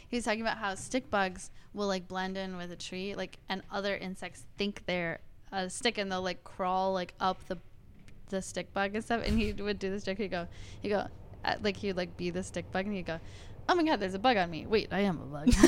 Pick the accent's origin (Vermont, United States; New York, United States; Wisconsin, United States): Wisconsin, United States; I am from Wisconsin